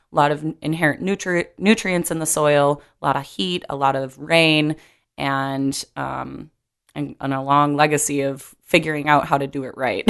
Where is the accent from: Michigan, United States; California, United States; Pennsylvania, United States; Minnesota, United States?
Minnesota, United States; growing up in Minnesota